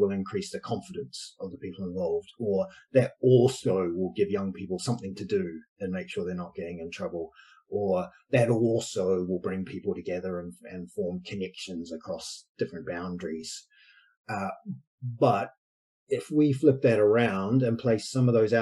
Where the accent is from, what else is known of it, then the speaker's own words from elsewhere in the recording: New Zealand; moved away as an adult; also born or lived in Edinburgh, Scotland; now in United Kingdom; I'm from New Zealand originally, been in the UK for too long, many years, since 18 years